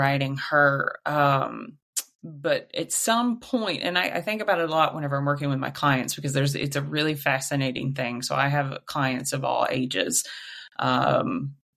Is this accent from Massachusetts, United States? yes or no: no; Southwest Missouri, United States; I grew up in Southwest Missouri, very, very rural town, very rural